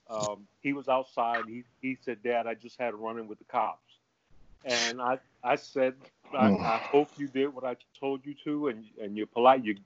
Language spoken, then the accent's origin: English; New York City, New York, United States; I'm from Harlem, too